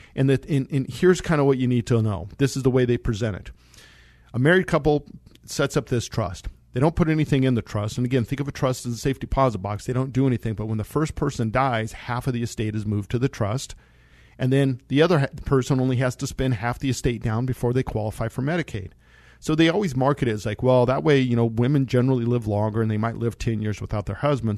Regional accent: Monte Vista, Colorado, United States; I grew up in Monta Vista, Colorado

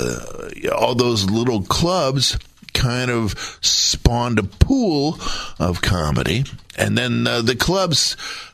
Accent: Milwaukee, Wisconsin, United States; moved away as an adult; now in San Francisco, United States; from Milwaukee

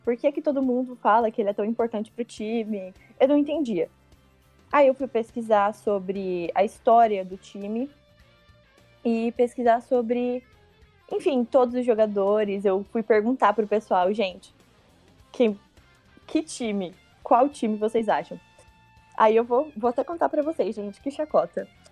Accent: interior of Paraná, Brazil; eu sou do interior do Paraná

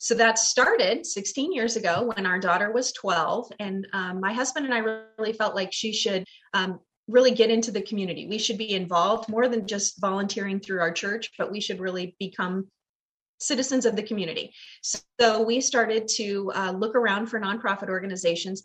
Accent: Glendale, United States; the neighborhood I grew up in Glendale

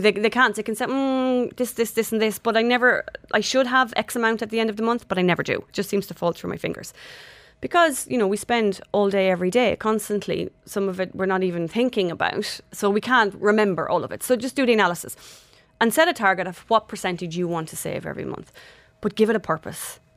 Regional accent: Ireland; moved away; I'm Irish

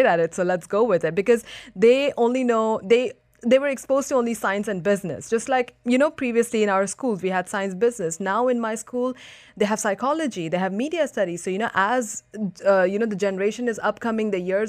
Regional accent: Dubai, United Arab Emirates; I grew up in Dubai. It's my hometown.

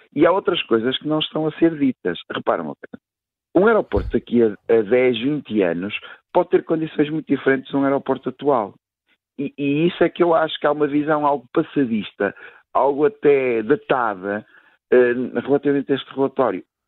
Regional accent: Portugal; para mim, enquanto português

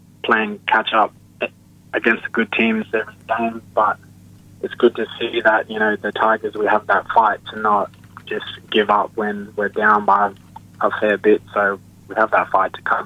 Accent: Broome, Western Australia, Australia; moved away; show them around my hometown

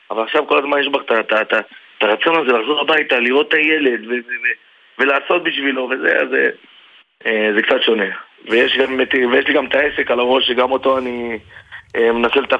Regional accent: Lod, Central District, Israel; מלוד, כן, אני מלוד.

